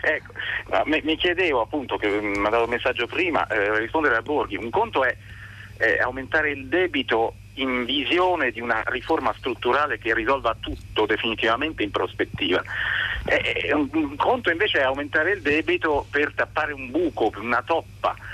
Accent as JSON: {"language": "Italian", "country": "Italy", "tie": "born or raised there", "moved": "as an adult", "lives_now": "Lyon, France", "said": "io me ne sono andato dall'Italia, un paese che mi ha fatto nascere"}